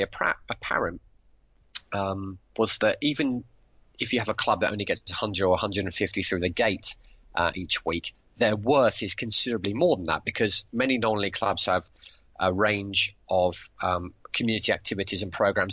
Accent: West Midlands, United Kingdom; grew up in the West Midlands

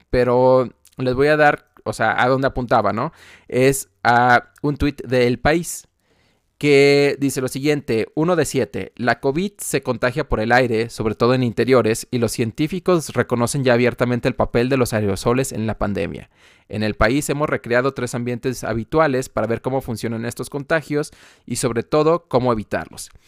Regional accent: Guadalajara, Jalisco, Mexico; moved away; fui a Guadalajara, de donde yo soy

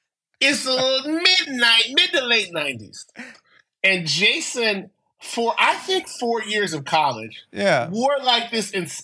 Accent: San Francisco, California, United States; also born or lived in Vallejo; I grew up in San Francisco, and it's a wildly different city now than it was then. But I grew up. Mm. We ended up moving to Vallejo because it was cheaper. My parents could afford a house there. But I spent a lot of time in San Francisco in the 80s.

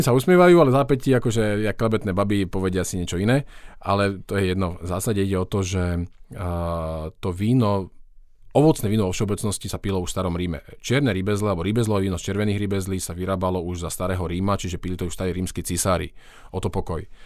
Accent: western Slovakia, Slovakia; hoci som teda zo západného Slovenska

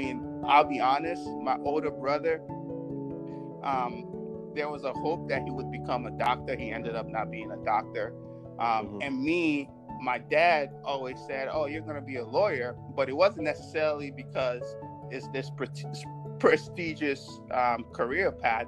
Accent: United States; I don't even remember Mexicans being in my community at that time on the school systems that I grew up in America.

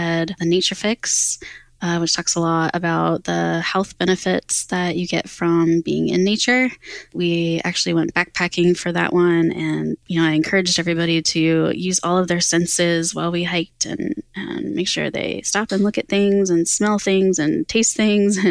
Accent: Pennsylvania, United States; Pennsylvania, which is my home state

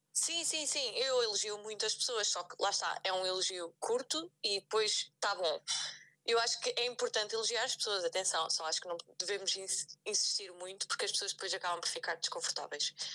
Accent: Aveiro, Centro, Portugal; eu sou de Aveiro

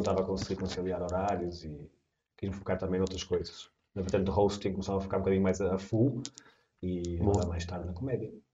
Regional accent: Portugal; Eu sou português

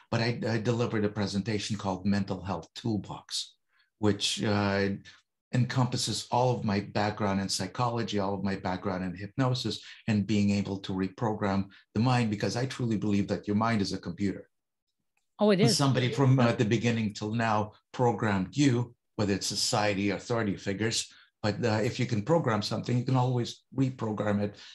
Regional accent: Toronto, Ontario, Canada; We're both from Toronto.

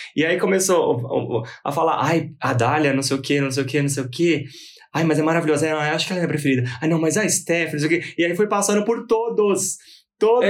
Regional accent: São Paulo, Brazil; Sou daqui de São Paulo.

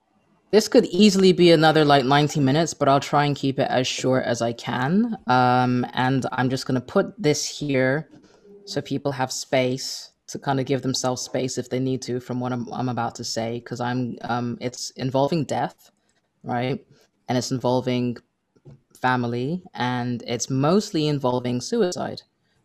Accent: United Kingdom; because when I go over there, like, like being British, I'll be like, oh, that's terrific.

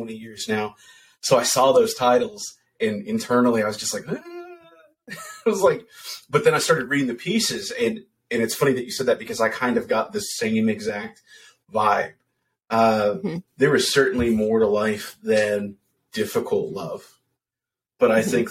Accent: Muldrow, Kentucky, United States; My hometown of Muldrow, Kentucky

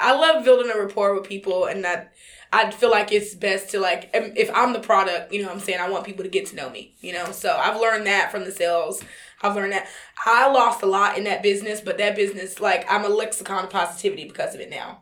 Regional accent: North Carolina, United States; I'm from North Carolina

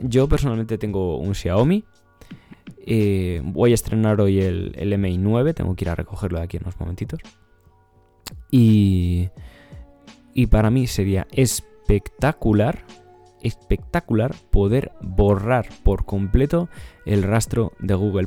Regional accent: Ávila, Castile and León, Spain; Yo soy de Ávila.

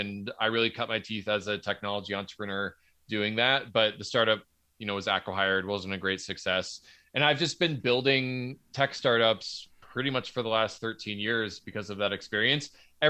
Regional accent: Pennsylvania, United States; I'm from Southeastern Pennsylvania, and my father was a physics professor.

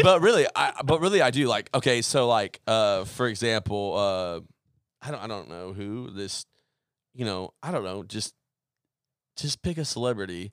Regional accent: Oklahoma, United States; moved away; also born or lived in Central Arkansas; where I grew up in Oklahoma

